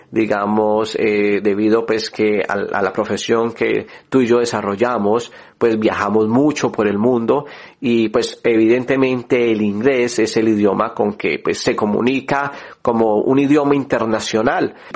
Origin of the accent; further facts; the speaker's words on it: Colombia; yo soy de Colombia, y pues uno tiene ese sueño de poder también salir del país.